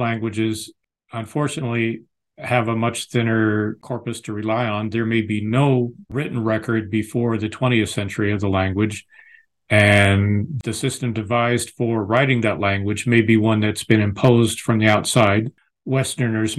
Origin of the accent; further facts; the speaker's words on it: United States; accent: American English; moved away as an adult; also born or lived in United Kingdom; my American English